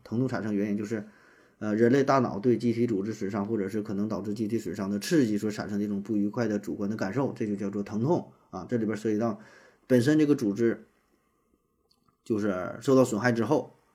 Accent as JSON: {"language": "Chinese", "region": "Northeast China", "country": "China", "said": "像咱们东北什么什么"}